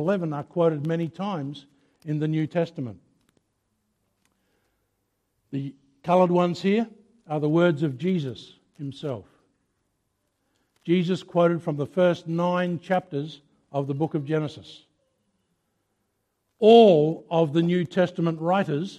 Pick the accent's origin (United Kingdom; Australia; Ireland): Australia; Mount Gambier, South Australia; I come from Mount Gambier. I was born and raised in Mount Gambier.